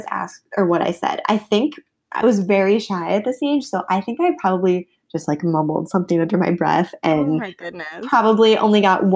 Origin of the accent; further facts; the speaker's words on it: Midwest, United States; I was raised in the Midwest